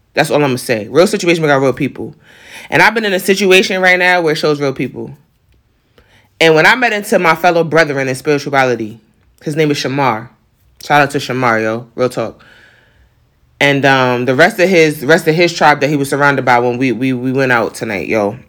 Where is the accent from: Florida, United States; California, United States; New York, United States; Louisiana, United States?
New York, United States; accent: New York; my New York accent